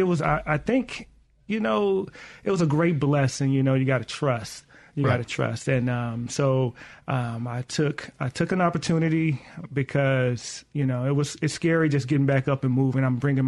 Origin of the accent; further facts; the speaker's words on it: Mississippi, United States; accent: in the middle of a Northern and a Southern accent; It's funny because I'm from the South, I'm from Mississippi